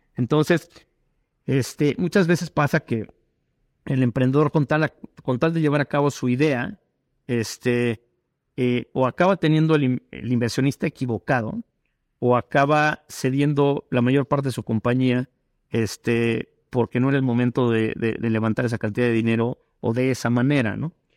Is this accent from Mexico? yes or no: yes; Mexico; todos somos mexicanos